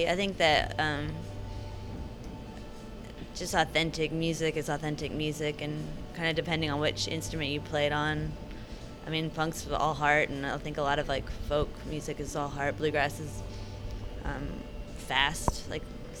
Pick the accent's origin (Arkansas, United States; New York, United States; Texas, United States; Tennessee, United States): Arkansas, United States; moved away; also born or lived in Olympia; I grew up in Arkansas, and like, bluegrass was everywhere, and I didn't want anything to do with it, and then I picked it up. I played punk in Arkansas, and then I, like, moved to Olympia.